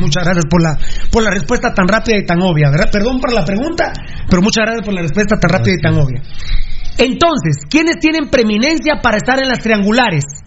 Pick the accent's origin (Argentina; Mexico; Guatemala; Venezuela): Guatemala; como guatemalteco